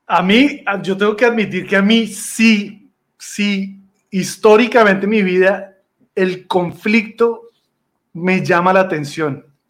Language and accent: Spanish; Colombia; usted es colombiano. Y yo sí